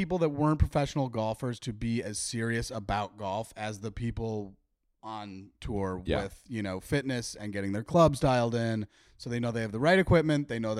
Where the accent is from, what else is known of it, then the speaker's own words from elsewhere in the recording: Wheeling, Illinois, United States; We had this place growing up in Wheeling called Par King.